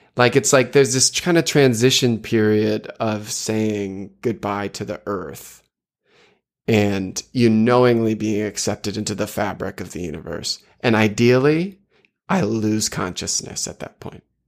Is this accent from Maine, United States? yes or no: yes; South Portland, Maine, United States; I grew up in South Portland